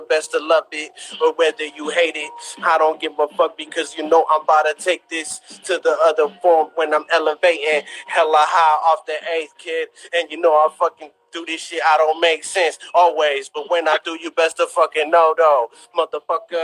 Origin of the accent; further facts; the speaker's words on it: South San Francisco, California, United States; although we ain't from the city, you know, we got our own kind of thing, you know, going on out here in the West Bay